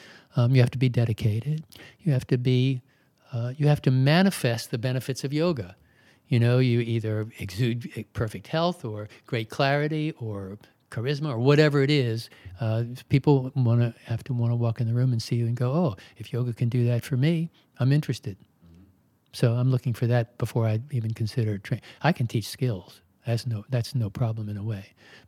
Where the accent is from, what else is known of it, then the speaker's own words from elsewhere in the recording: Baltimore, Maryland, United States; I was born in Baltimore. I lived all over Maryland.